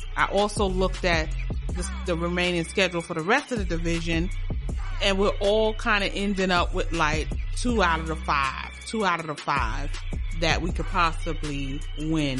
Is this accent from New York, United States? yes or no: yes; New York, United States; I am from New York